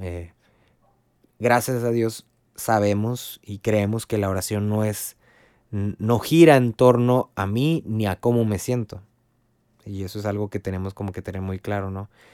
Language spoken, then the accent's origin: Spanish; Río Bravo, Tamaulipas, Mexico; soy de Río Bravo, Tamaulipas